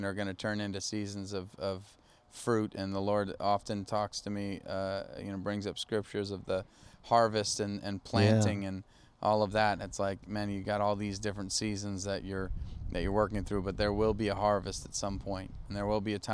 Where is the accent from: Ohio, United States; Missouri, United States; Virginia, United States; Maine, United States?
Maine, United States; I'm from Maine.